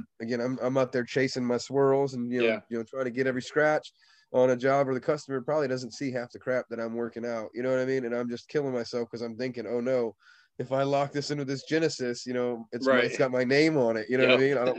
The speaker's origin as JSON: {"language": "English", "region": "Indiana", "country": "United States", "moved": "yes", "lives_now": "Florida, United States", "said": "You know, I'm from Indiana. Like, and I'm a Floridian now. I've lived here most of my life. I'm from Indiana, right."}